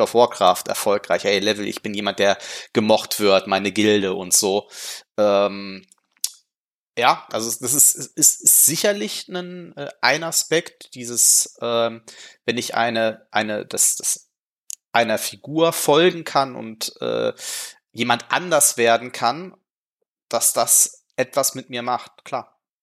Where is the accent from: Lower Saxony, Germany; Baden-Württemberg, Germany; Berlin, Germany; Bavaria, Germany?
Lower Saxony, Germany; Gifhorn; das meine Heimatstadt war